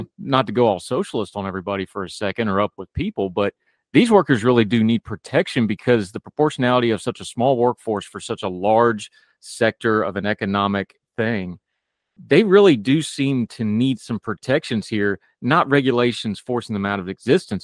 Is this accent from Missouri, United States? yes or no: no; West Virginia, United States; I grew up in the woods. I grew up in West Virginia